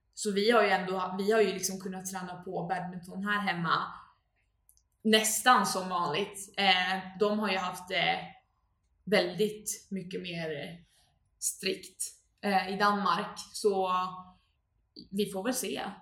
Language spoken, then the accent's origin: Swedish; Uppsala, Uppsala County, Sweden; jag är uppvuxen här i Uppsala